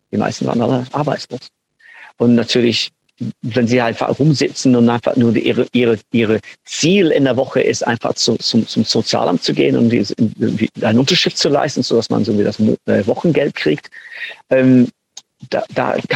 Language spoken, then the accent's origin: German; North West England, United Kingdom; German is a second language; Also so, ich, ich komme aus Manchester und ich komme auch aus einer kleinen Stadt am, am Rand von Manchester.